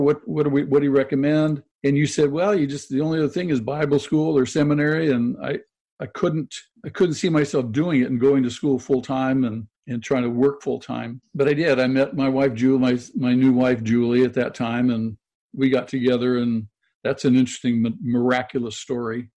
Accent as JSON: {"language": "English", "town": "Manhattan Beach", "region": "California", "country": "United States", "tie": "born or raised there", "said": "I grew up in Manhattan Beach, went to a Catholic school"}